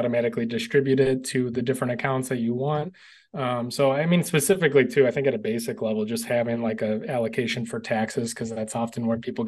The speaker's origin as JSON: {"language": "English", "region": "Illinois", "country": "United States", "said": "my home state of Illinois"}